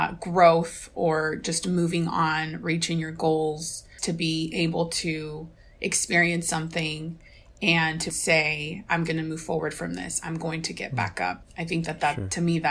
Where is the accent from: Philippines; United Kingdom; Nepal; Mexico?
Mexico; moved away; I was 18 or 19 years old when I traveled back to Mexico, my hometown, for the first time